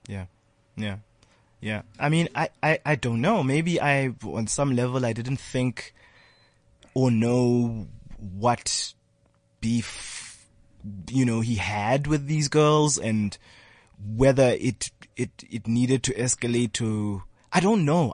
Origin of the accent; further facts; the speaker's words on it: South Africa; also born or lived in Ghana / Lesotho; it was tough, you know, growing up in South Africa